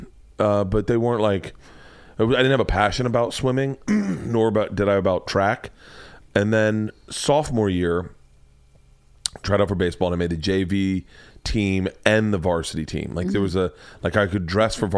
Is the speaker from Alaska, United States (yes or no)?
no; Florida, United States; I grew up in Florida.